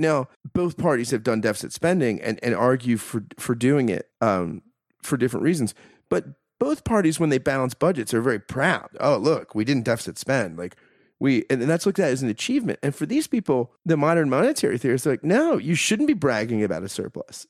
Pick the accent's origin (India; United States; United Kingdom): United States; as an American